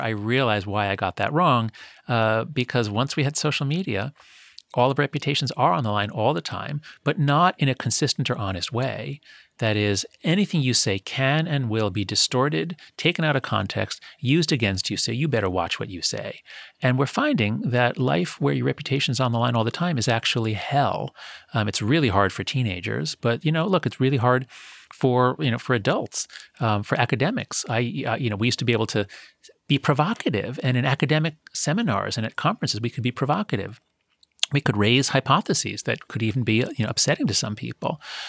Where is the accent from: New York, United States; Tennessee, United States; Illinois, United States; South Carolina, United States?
New York, United States; Scarsdale; When I was growing up, it was dangerous. I grew up in Scarsdale, a town north of the city.